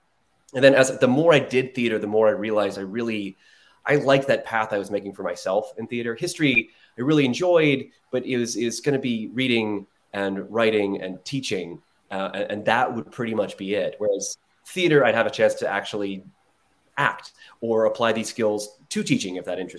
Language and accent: English; Columbus, Ohio, United States; I grew up in like the northwest suburb corner of Columbus, but I was in that pocket.